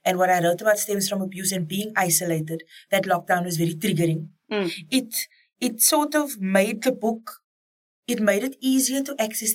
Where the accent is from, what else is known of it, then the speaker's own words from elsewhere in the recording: Cape Town, Western Cape, South Africa; as a colored woman growing up on the Cape Flats